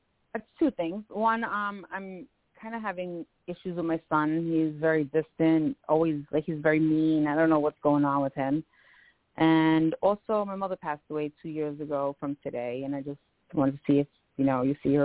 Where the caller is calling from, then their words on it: Westchester, New York, United States; I'm calling from Westchester, New York.